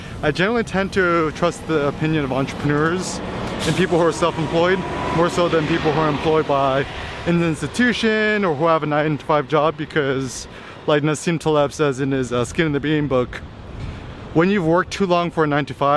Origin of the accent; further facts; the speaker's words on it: Bay Area, California, United States; also born or lived in Berkeley / Los Angeles; I grew up in the Bay Area too